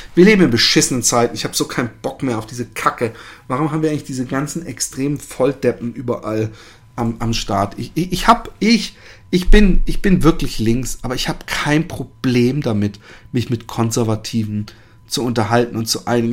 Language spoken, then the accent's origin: German; Germany; now in Netherlands; ich als Deutscher